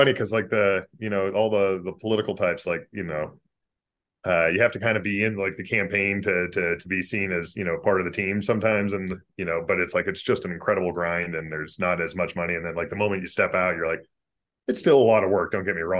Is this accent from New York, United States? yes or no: no; Boise, Idaho, United States; that's kind of where I grew up in Boise, Idaho.